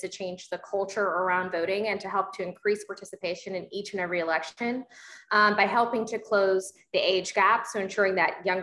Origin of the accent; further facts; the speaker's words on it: Georgia, United States; my home state of Georgia